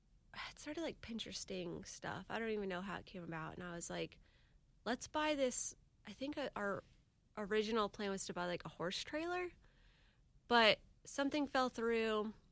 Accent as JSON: {"language": "English", "town": "Jacksonville Beach", "region": "Florida", "country": "United States", "tie": "born or raised there", "also_born_or_lived": "Denver, Colorado", "said": "I grew up in Jack's Beach."}